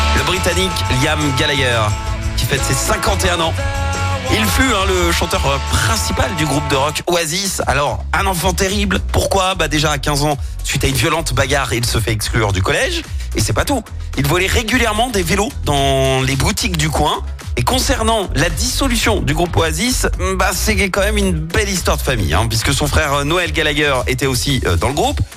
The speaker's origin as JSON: {"language": "French", "country": "France", "said": "c'était chez nous, à Paris"}